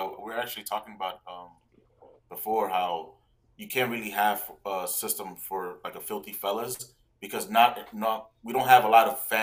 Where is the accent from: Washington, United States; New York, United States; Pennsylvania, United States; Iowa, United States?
New York, United States; New York City; I grew up in the Bronx